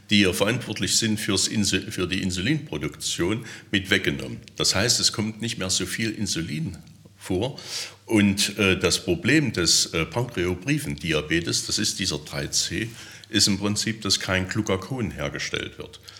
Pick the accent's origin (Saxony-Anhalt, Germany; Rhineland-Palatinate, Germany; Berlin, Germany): Saxony-Anhalt, Germany; Teuchern; Ich komme ja aus Teuchern.